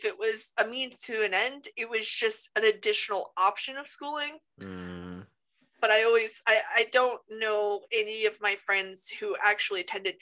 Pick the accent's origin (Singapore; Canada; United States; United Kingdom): United States